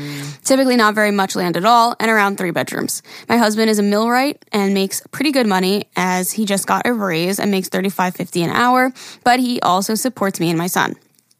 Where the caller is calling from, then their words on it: Ontario, Canada; I'm here from Ontario, Canada, and ooh. I live in a 2-bedroom apartment with my husband and my son.